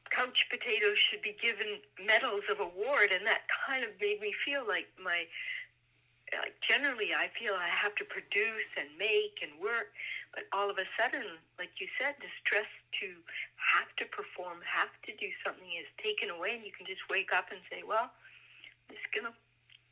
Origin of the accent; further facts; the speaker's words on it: Vernon, British Columbia, Canada; also born or lived in Europe; I was born in Vernon